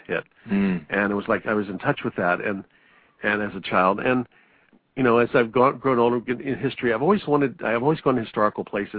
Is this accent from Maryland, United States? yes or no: no; Virginia, United States; I grew up in Virginia